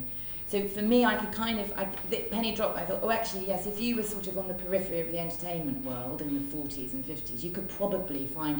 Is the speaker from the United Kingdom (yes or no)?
yes; Midlands, United Kingdom; I grew up in the Midlands